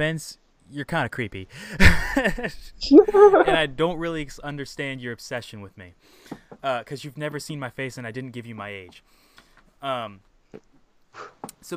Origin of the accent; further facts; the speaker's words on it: Indiana, United States; I sent her the Indiana flag